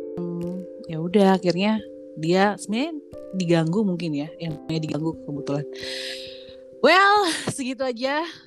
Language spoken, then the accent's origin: Indonesian; Bali, Indonesia; sebagai orang Bali